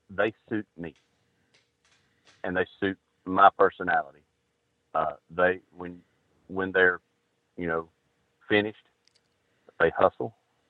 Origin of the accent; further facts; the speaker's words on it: Georgia, United States; I'm from Georgia.